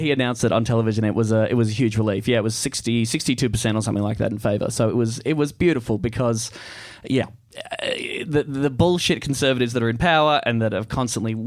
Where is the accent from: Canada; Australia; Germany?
Australia; we have gays down there and everything.